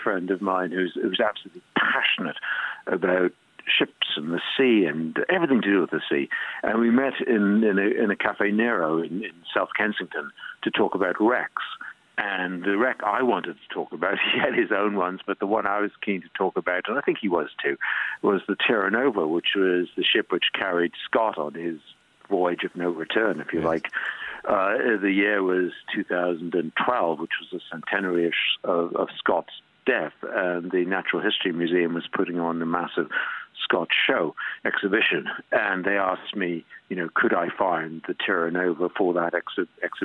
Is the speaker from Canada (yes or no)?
no; Stanley, Falkland Islands; also born or lived in New Island, Falkland Islands; I was brought up in Port Stanley, but also spent all my time in one of the outlying islands called New Ireland